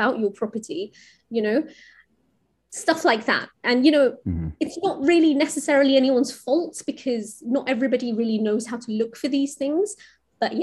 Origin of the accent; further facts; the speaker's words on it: India; I'm from India